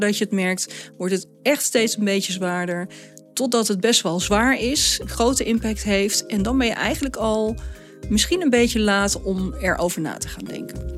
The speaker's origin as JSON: {"language": "Dutch", "country": "Netherlands", "said": "Wij als Nederlanders"}